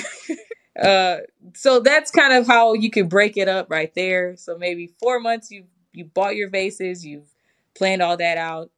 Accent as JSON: {"language": "English", "region": "Michigan", "country": "United States", "said": "I'm from Michigan. We have a lot of snow up there."}